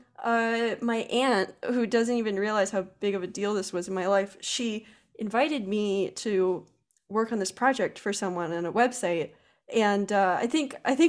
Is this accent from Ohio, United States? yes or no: no; Pennsylvania, United States; I'm a girl from Pennsylvania